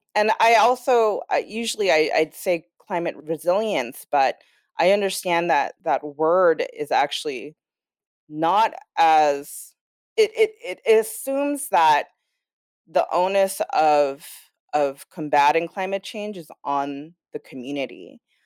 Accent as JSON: {"language": "English", "town": "Los Angeles", "region": "California", "country": "United States", "tie": "born or raised there", "moved": "yes", "lives_now": "Brooklyn, New York, United States", "said": "I'm from Los Angeles, I'm born and raised"}